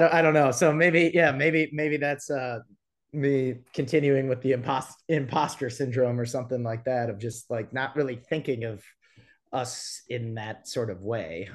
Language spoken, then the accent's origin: English; Appleton, Wisconsin, United States; moved away as an adult; now in Nashville, United States; my hometown is Appleton, Wisconsin